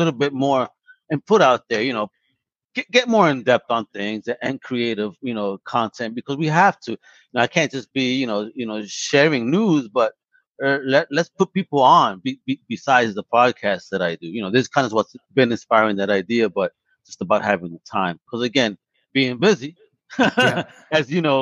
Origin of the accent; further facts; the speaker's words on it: New York, United States; moved away; I grew up in New York.